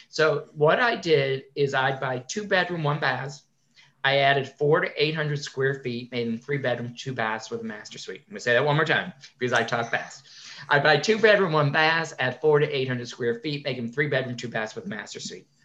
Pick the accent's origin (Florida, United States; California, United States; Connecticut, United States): Connecticut, United States; I grew up in Connecticut